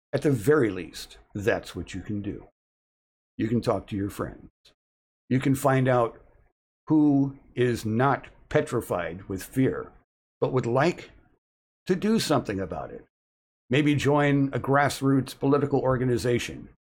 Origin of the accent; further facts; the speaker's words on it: United States; We are the American people